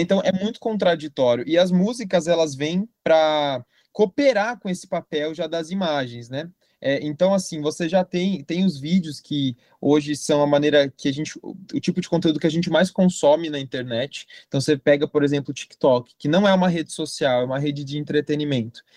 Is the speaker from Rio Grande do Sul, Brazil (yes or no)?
no; Jundiaí, São Paulo, Brazil; eu sou natural de Jundiaí, né? Moro em Jundiaí até hoje.